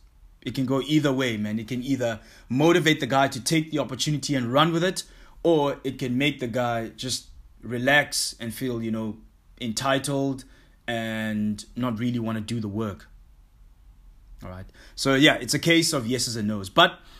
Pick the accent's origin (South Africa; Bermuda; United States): South Africa; also born or lived in Hong Kong; it's not only big in the country that I grew up in South Africa only. Nah, I mean, when I lived in Hong Kong, I met a lot of guys like from New Zealand and Australia, in England.